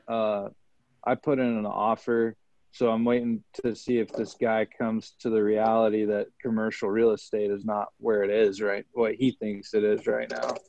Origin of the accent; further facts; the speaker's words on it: Kansas City, United States; the song my buddy made that I grew up with in Kansas City